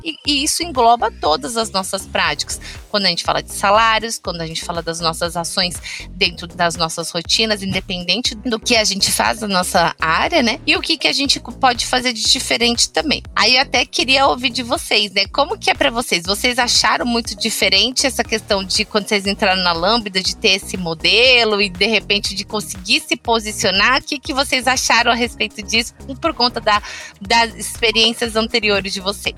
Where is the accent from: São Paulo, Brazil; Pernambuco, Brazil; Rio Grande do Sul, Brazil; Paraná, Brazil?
São Paulo, Brazil; also born or lived in Recife; Eu sou de São Paulo, capital da Zona Norte